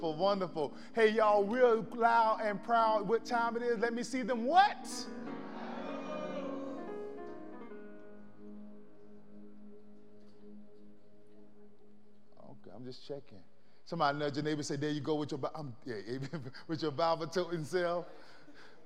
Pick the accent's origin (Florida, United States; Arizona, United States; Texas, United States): Florida, United States; moved away; I grew up in the South. I'm from Florida